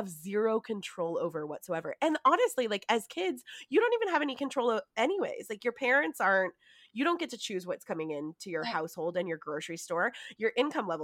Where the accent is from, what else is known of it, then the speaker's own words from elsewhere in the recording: United States; I grew up in Tahoe.